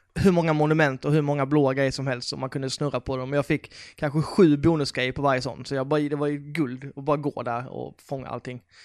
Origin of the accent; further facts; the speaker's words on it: Karlshamn, Blekinge, Sweden; moved away; min hemstad Karlshamn